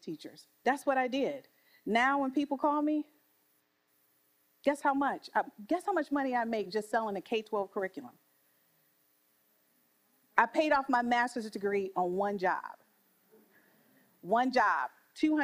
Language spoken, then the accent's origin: English; Detroit, Michigan, United States; I'm from Detroit.